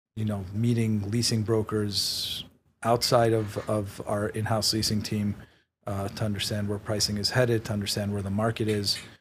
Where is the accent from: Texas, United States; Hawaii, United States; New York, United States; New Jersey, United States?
New York, United States; New York City; also born or lived in Israel / Queens / Manhattan; I was, uh, born in Israel. I grew up in Queens till I was nine. Uh, my family then moved to Manhattan. Um, I went to high school in Manhattan